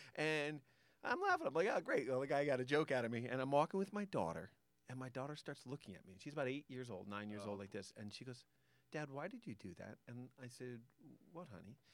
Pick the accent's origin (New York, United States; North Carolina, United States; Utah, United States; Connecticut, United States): Connecticut, United States; I grew up in Connecticut